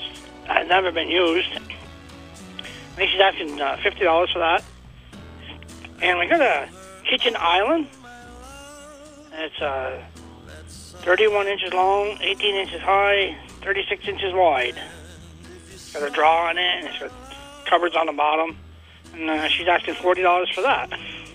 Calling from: Williston, Vermont, United States; from Williston.

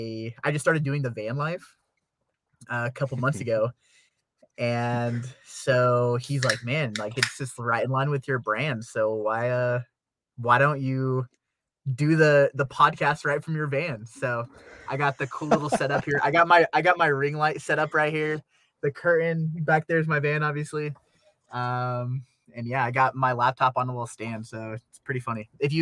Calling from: Salt Lake City, Utah, United States; So I'm actually in Salt Lake City, Utah right now. Murray, more specifically.

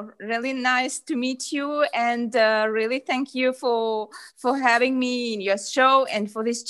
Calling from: Ukraine; So yeah, I'm coming from Ukraine, yeah.

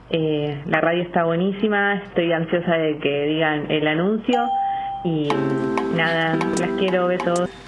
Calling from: La Paternal, Buenos Aires, Argentina; de Paternal

